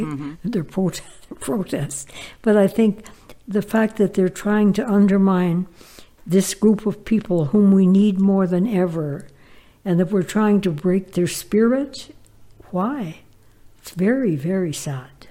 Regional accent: Toledo, Ontario, Canada; our life growing up in the Ottawa Valley um, during the Depression

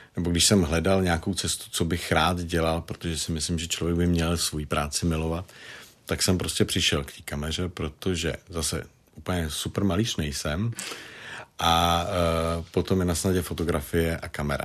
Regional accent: Prague, Czechia; accent: Prague dialect; tam mám pražský dialekt

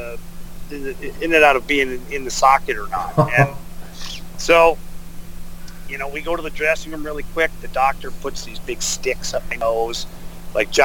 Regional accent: Ottawa, Ontario, Canada; I grew up in Ottawa, like 2 hours away

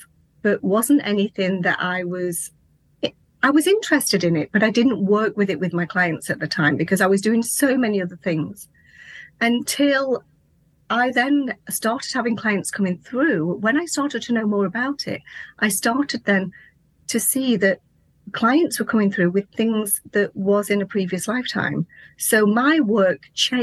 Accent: England, United Kingdom; also born or lived in Lincolnshire; I'm from England, and I live in a place called Lincolnshire, in a little tiny rural village.

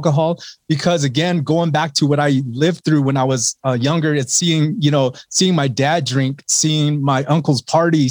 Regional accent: Laguna Pueblo Reservation, New Mexico, United States; I grew up on the Laguna Pueblo Reservation here in New Mexico

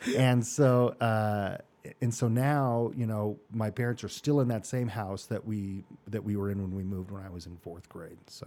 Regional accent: Mesa, Arizona, United States; Born and raised in Mesa, Arizona

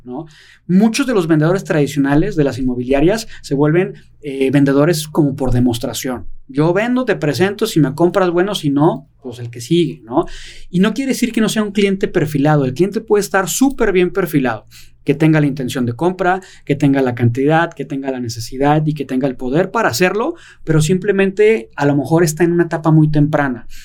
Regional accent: Guadalajara, Jalisco, Mexico; yo soy de Guadalajara

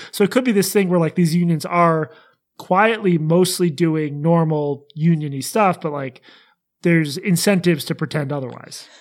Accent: Boston, Massachusetts, United States; I'm also from Boston

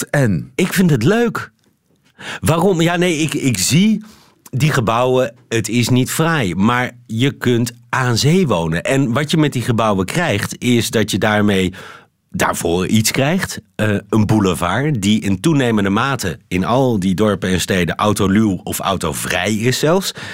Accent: Netherlands; moved away as an adult; also born or lived in Beirut; now in Brussels, Belgium; ik ben een stuk Vlaams nationalistischer geworden als Nederlander.

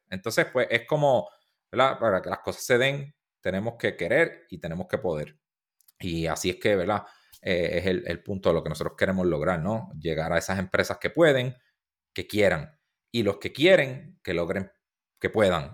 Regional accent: Puerto Rico; first language Spanish; somos de Puerto Rico

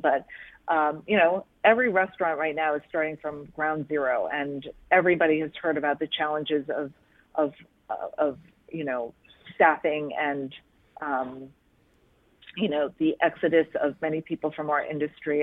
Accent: Monmouth County, New Jersey, United States; moved away as an adult; now in Philadelphia, United States; my hometown in Monmouth County, New Jersey

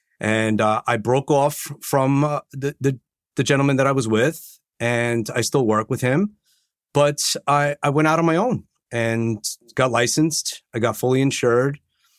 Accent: Long Island, New York, United States; I'm from Long Island.

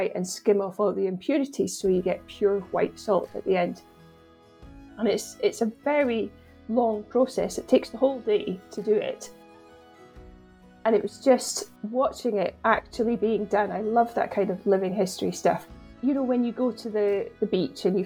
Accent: Culloden, Scotland, United Kingdom; I grew up in Culloden

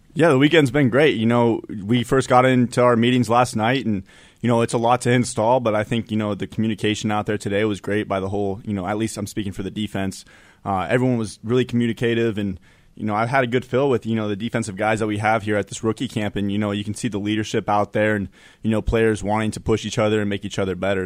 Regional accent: Denver, Colorado, United States; moved away; also born or lived in Wyoming; I'm from Denver

